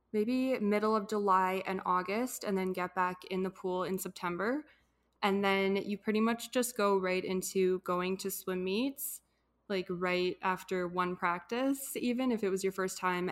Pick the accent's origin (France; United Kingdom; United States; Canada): Canada; Edmonton, Alberta; from Edmonton, Alberta, born and raised here